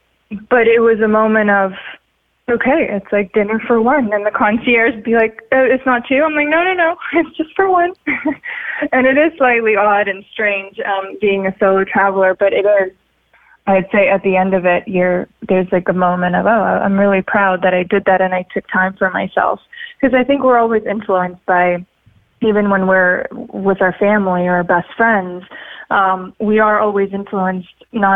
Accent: Sochi, Krasnodar Krai, Russia; English is a second language; also born or lived in Siberia / Florida; now in Los Angeles, United States; I grew up in Sochi in Russia, even though I was born in Siberia. Then I was in Florida, and now I spend a lot of time in Los Angeles.

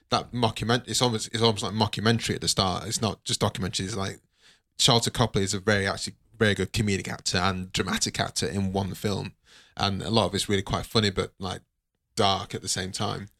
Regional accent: Nigeria; I'm Nigerian

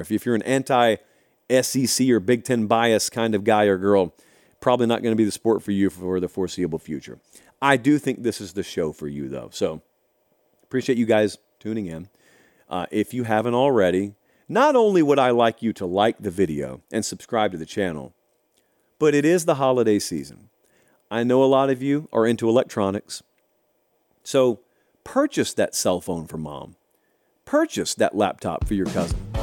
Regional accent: Harris County, Georgia, United States; also born or lived in Columbus, Georgia; I grew up in Harris County.

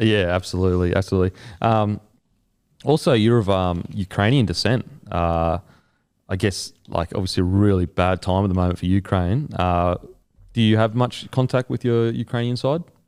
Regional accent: Australia; as an Aussie

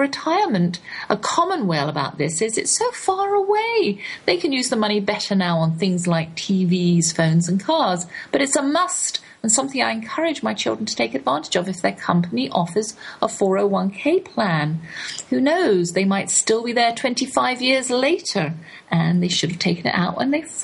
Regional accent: England, United Kingdom; accent: English; now in United States; my English accent

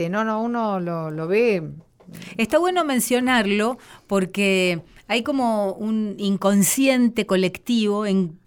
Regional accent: General Villegas, Buenos Aires Province, Argentina; yo soy de General Villera

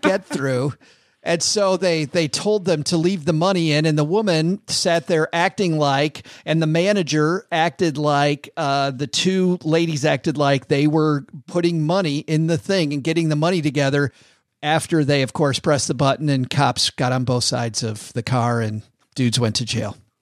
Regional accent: Vicksburg, Michigan, United States; it was my hometown, Vicksburg, Michigan.

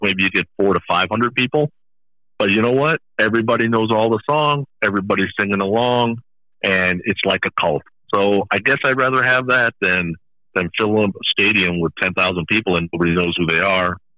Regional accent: Bay Area, California, United States; growing up in the Bay Area

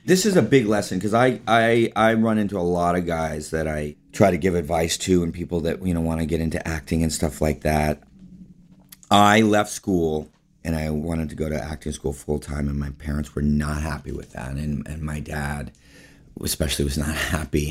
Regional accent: Palo Alto, California, United States; I was born in Palo Alto, California, in Northern California

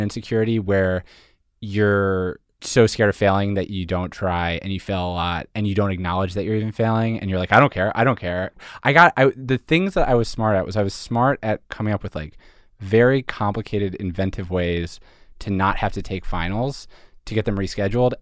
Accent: Philadelphia, Pennsylvania, United States; moved away as an adult; also born or lived in Montreal; I'm from Philadelphia, or I'm from suburban Philadelphia, and I went to school in Montreal

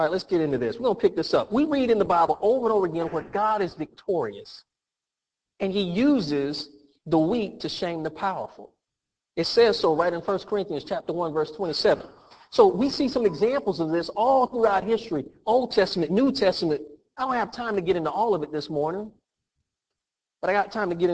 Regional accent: United States; I'm from America. This is where I grew up. I am American

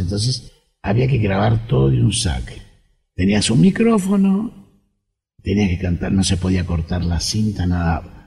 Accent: Argentina; Acá en la Argentina

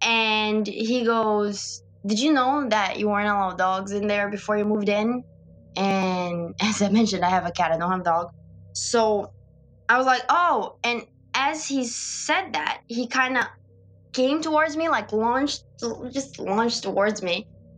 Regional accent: Brazil; moved away; So I had that support because I'm from Brazil and I'm in this country alone.

